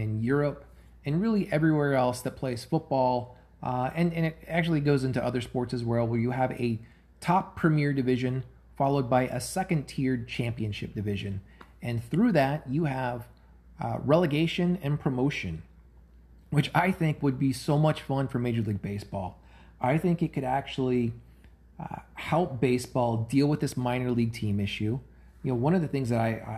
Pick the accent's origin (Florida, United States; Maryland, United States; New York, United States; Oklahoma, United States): Oklahoma, United States; Tulsa; I grew up in Tulsa, Oklahoma, and have fond memories of going to the Tulsa Drillers